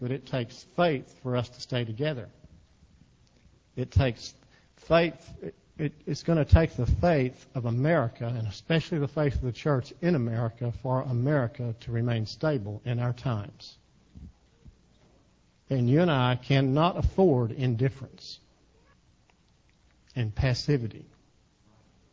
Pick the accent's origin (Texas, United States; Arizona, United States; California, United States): Texas, United States; I'm from Texas. We talk to ourselves in Texas